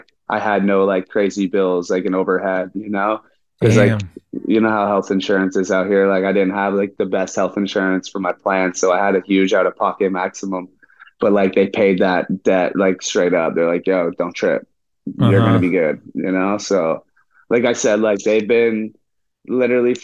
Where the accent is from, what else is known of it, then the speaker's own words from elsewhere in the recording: Ontario, Canada; growing up in Canada